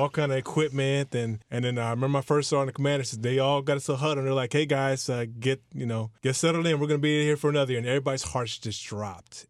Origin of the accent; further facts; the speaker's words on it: Clarksville, Tennessee, United States; moved away as an adult; now in Miami, United States; I'm, I'm new to Miami. I'm, I'm from Clarksville, Tennessee